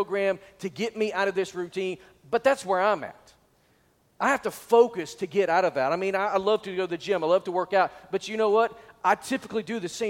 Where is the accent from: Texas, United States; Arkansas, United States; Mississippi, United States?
Arkansas, United States; Northwest; I was from Northwest Arkansas